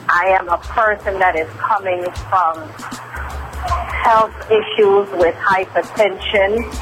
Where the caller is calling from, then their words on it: New York City, New York, United States; I am calling you from Queens, New York.